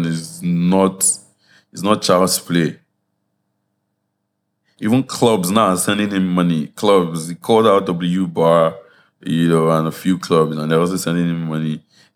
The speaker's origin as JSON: {"language": "English", "country": "Nigeria", "said": "we're Nigerian people"}